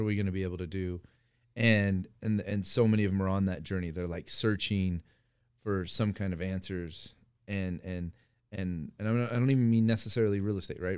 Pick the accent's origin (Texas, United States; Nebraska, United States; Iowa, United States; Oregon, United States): Iowa, United States; moved away; also born or lived in California; growing up in Iowa